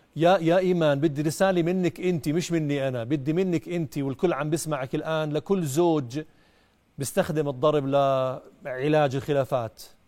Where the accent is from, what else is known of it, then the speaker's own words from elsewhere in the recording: Jordan; عندنا في الأردن